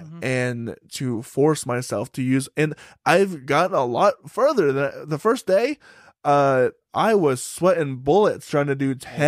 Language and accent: English; Salisbury, Maryland, United States; Salisbury, Maryland.